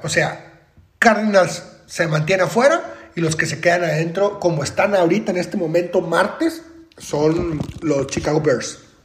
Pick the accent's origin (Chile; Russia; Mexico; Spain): Mexico; Monterrey, Nuevo León; yo soy de Monterrey, Nuevo León